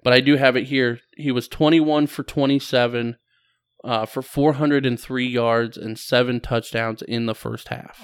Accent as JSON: {"language": "English", "region": "Ohio", "country": "United States", "said": "we're both from Ohio"}